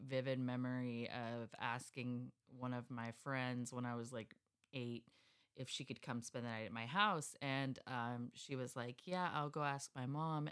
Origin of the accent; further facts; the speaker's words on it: Escondido, California, United States; I grew up in Escondido